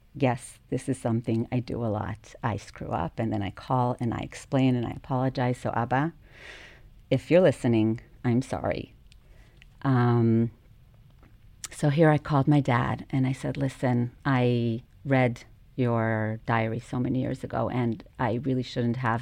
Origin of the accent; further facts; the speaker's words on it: Jerusalem, Jerusalem District, Israel; moved away as an adult; now in Tel Aviv, Israel; growing up in Jerusalem